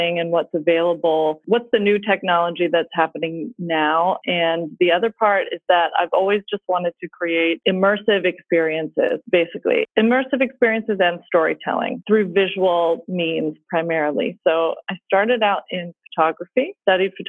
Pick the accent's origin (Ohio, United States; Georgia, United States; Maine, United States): Georgia, United States; Atlanta; moved away as an adult; also born or lived in Pittsburgh / Glasgow; I am originally from Atlanta